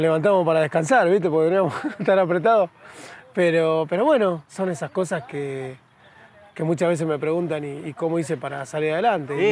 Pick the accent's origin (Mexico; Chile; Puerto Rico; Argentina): Argentina; San Pedro, Buenos Aires Province; moved away; vengo de San Pedro, provincia de Buenos Aires, de, bueno, de un barrio muy humilde, pobre